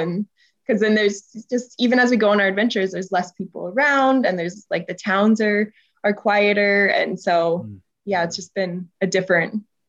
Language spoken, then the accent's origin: English; Colorado, United States; moved away as an adult; now in New Zealand; I grew up in Colorado.